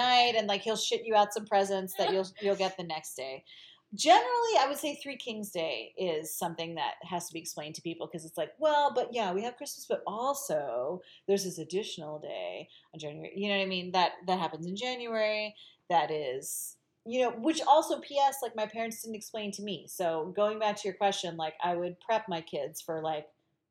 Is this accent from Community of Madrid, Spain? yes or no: no; Galicia, Spain; I'm Galician, like I'm from the Northwest.